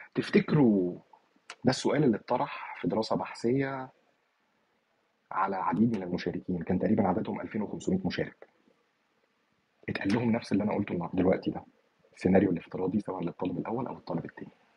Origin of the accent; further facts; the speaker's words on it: Egypt; عندنا في مصر